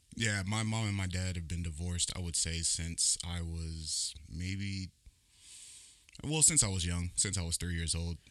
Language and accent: English; California, United States; also born or lived in Baton Rouge, Louisiana; I was born there in Baton Rouge, but I was raised in California